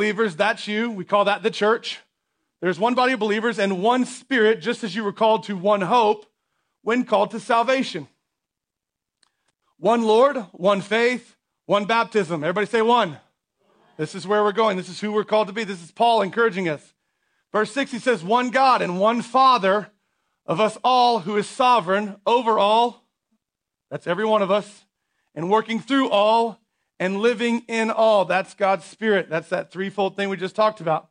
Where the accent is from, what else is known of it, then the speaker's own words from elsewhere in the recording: United States; as American people